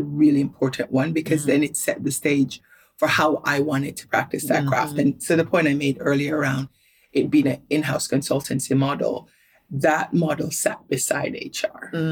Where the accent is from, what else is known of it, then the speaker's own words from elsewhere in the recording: Kingston, Jamaica; also born or lived in New York / Australia; now in London, United Kingdom; I grew up in Washington Gardens, more specifically on Waymouth Drive